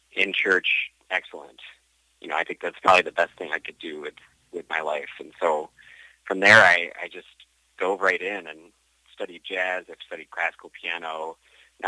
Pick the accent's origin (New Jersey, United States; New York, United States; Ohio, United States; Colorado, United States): New York, United States; Buffalo; moved away as an adult; now in Rome, Italy; I grew up in Buffalo, New York